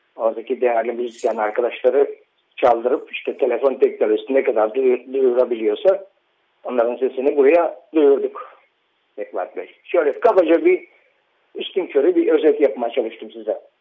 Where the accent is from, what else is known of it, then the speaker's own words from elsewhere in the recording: İzmir, Turkey; çocukluğum İzmir'de geçti benim.